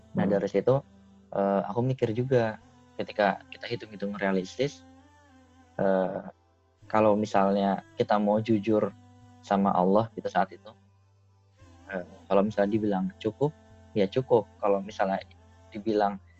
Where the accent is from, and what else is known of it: Indonesia; moved away as an adult